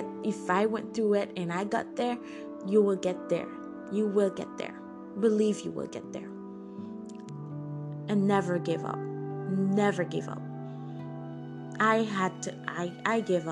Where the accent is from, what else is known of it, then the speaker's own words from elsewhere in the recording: Haiti; moved away; also born or lived in Turks and Caicos Islands; I was born in Haiti and moved to the Jackson Caicos to live with my mom and stepdad.